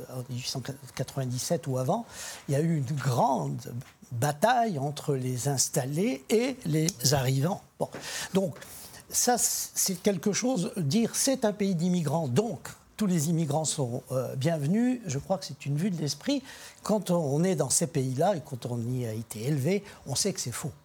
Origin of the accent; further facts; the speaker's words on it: Algeria; now in France; Je suis d'un pays d'immigrants, je suis né en Algérie